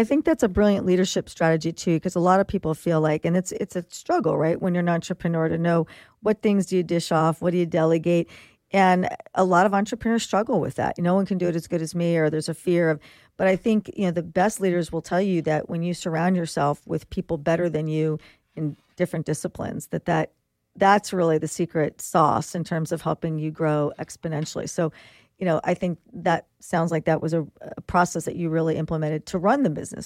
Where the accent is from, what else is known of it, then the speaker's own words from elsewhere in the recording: New York, United States; now in Philadelphia, United States; I grew up outside the New York area.